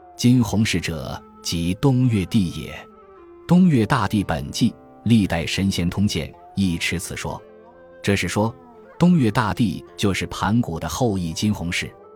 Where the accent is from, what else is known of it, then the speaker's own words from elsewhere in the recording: China; 我们中国人